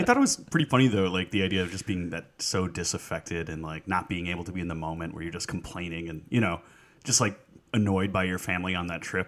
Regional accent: New York, United States; we grew up in New York

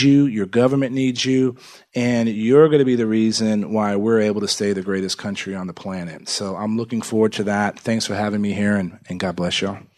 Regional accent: Texas, United States; born or raised there

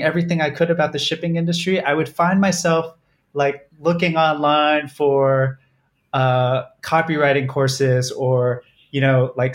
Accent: Southern California, United States; Southern California where I grew up

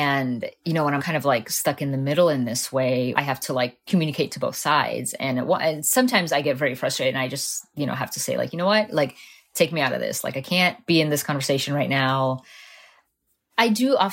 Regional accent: Southwest Florida, United States; born or raised there; English is a second language; also born or lived in Moscow, Russia / Miami, Florida; now in Fort Myers, United States

